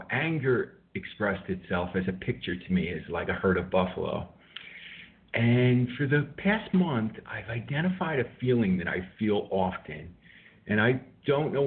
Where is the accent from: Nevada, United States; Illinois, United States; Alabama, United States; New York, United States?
New York, United States; New York City; moved away as an adult; now in West Coast, United States; I'm a New Yorker